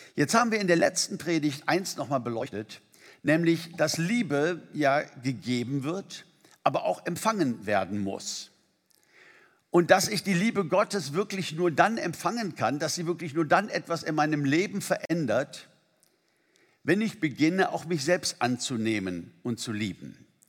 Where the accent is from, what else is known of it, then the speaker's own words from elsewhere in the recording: Germany; bei uns in Deutschland